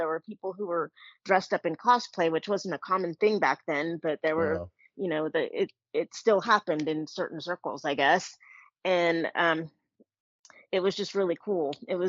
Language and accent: English; Bay Area, California, United States; I grew up in the Bay Area, so I was actually close to the Coronet Theater.